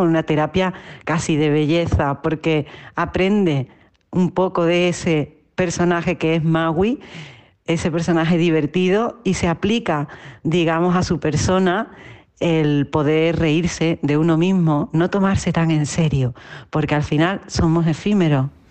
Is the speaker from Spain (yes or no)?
yes; Utrera, Andalusia, Spain; now in Madrid, Spain; te hablo desde Madrid, que es el sitio donde vivo, aunque soy original de Utrera, un pueblecito del sur de Andalucía, al sur de España